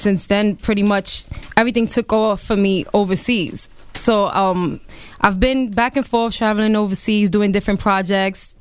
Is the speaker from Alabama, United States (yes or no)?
no; New York, United States; first language English; English is my first language. I was born and raised in New York